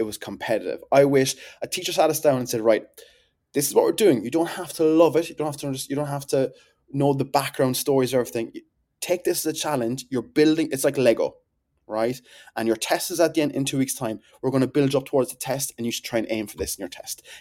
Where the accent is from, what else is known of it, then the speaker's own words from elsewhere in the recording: Whitechurch, Munster, Ireland; I am a farmer's son and I'm from Whitchurch in Cork